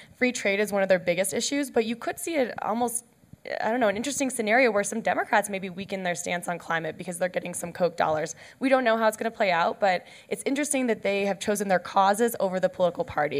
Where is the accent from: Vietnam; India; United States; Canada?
Canada; I'm Canadian